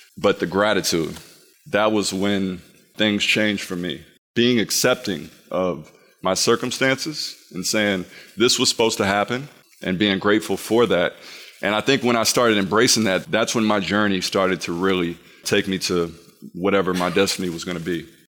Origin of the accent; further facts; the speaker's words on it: Peoria, Illinois, United States; growing up in Illinois